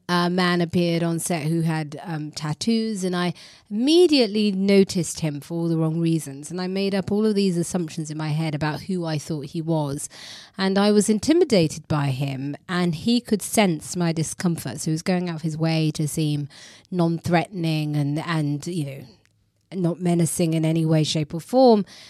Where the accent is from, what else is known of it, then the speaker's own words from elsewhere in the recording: London, United Kingdom; I was raised in a very multicultural area. I grew up in East London.